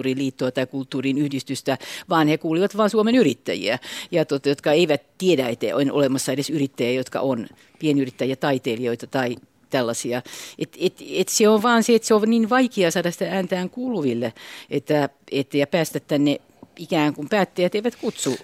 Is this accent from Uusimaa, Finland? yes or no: yes; Espoo, Uusimaa, Finland; now in Vantaa, Finland; mä oon vantaalainen, mutta mä oon tosiaan Tapiolasta kotoisin synty, syntyjäni niin sieltä